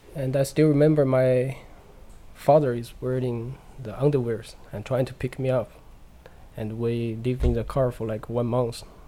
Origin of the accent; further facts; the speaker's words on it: China; English is a second language; moved away; in China, in my hometown, we have the one of the biggest dikes in the world